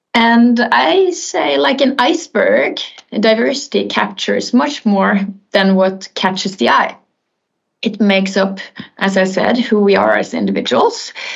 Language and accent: English; Bergen, Vestland, Norway; I'm born and raised in Bergen, in Norway